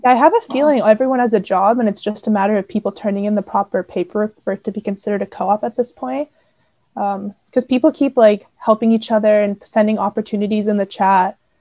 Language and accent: English; Seattle, Washington, United States; moved away as an adult; now in Waterloo, Canada; I'm from Seattle, Washington